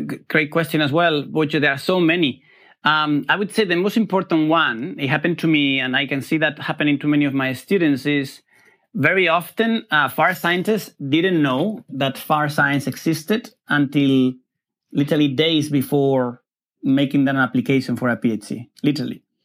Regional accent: Spain; moved away; I come from Spain

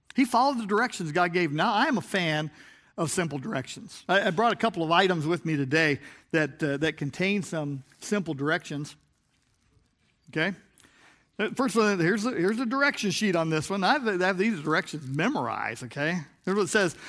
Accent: Chicago, Illinois, United States; I was from Chicagoland

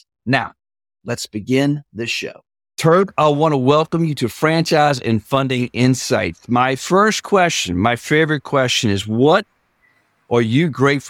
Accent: New Orleans, Louisiana, United States; I grew up in New Orleans watching Al Copeland, who was the founder of the Popeyes franchise.

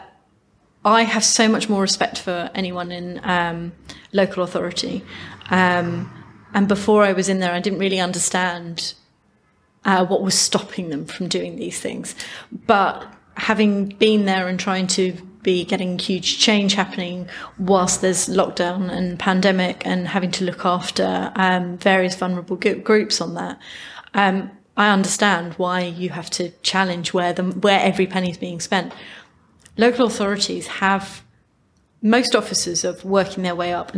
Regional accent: United Kingdom; we're very British

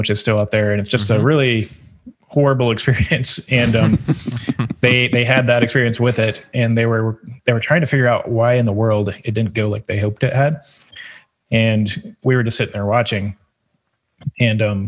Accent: Greenville, South Carolina, United States; I grew up in Greenville, actually, and most of the time when I was growing up, it was not a destination city like it is now

